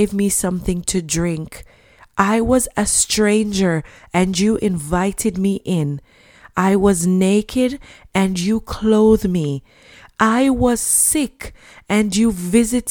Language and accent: English; Jamaica; when I was a child growing up in Jamaica